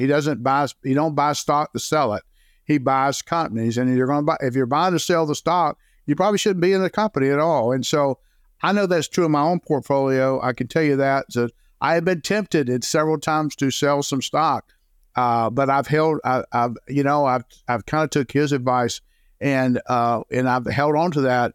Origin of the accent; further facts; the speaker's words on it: Jacksonville, Florida, United States; now in Saint Augustine, United States; born and raised in Jacksonville, Florida